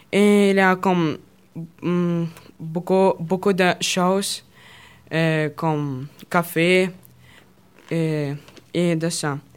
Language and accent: French; Kharkiv, Kharkiv Oblast, Ukraine; French is a second language; Oui, je viens de la ville de la Ukraine il, y a comme beaucoup de places de l'Ukraine, comme, euh, comme parc Gokhova.